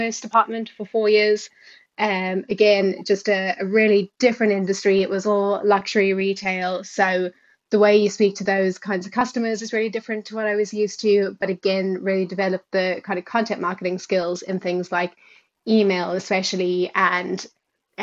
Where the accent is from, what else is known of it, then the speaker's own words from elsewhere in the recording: South Africa; accent: South African; moved away as an adult; also born or lived in United Kingdom; now in Ireland; you might be able to hear from the accent that I am South African. So started off living my whole life in South Africa and been in Ireland about 5 years now, with a couple of years in the UK before that.